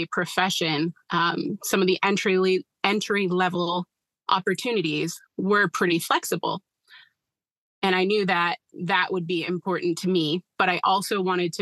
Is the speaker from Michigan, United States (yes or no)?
no; Westbrook, Maine, United States; I'm originally from Westbrook, which is right next to Portland, but I currently live in central Maine, just south of Augusta